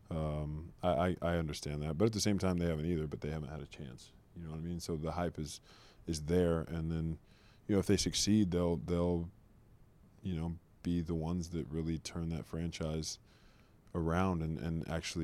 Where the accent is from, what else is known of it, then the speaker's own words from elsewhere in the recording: Oklahoma, United States; moved away as an adult; also born or lived in Los Angeles / Michigan; now in Detroit, United States; I grew up in Oklahoma I lived there for 19 years.